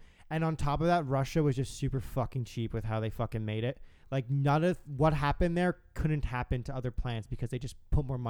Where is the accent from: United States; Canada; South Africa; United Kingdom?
Canada; We're Canadian.